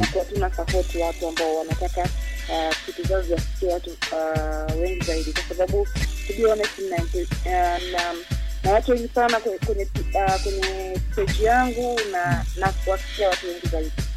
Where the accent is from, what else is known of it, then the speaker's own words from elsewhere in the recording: Mbeya, Tanzania; Mbeya, Nyakyusa. Yes, nimekulia huku, nimesoma huku